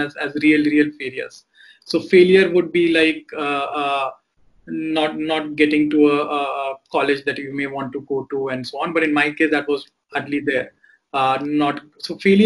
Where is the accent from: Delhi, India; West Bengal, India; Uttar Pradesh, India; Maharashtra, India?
Delhi, India; growing up in Delhi